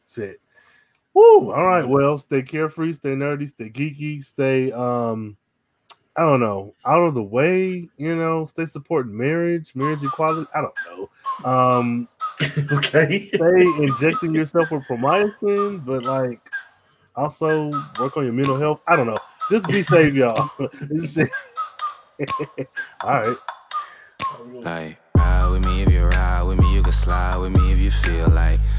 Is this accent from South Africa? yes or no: no; Pakistan; now in Seattle, United States; Yeah, so, like, you know, I'm from Pakistan.